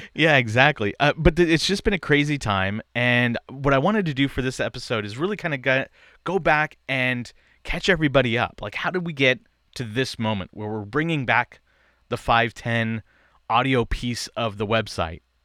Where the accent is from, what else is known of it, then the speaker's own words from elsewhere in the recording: East Bay, Bay Area, California, United States; I grew up in the East Bay of, of the Bay Area